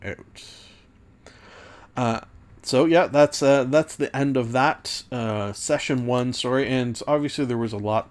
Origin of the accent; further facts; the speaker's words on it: Canada; as a Canadian